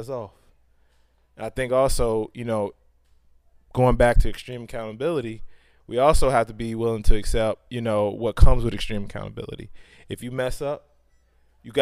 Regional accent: Chicago, Illinois, United States; I grew up in Chicago.

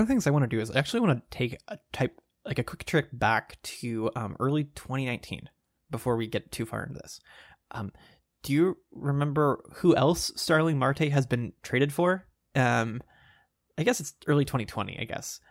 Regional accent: Texas, United States; I grew up in Texas

